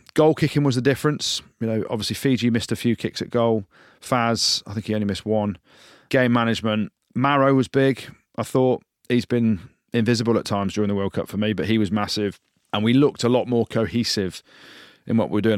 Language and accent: English; England, United Kingdom; we're English